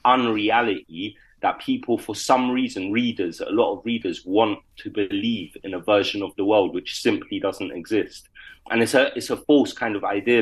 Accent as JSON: {"language": "English", "region": "London", "country": "United Kingdom", "tie": "born or raised there", "said": "my life growing up in London"}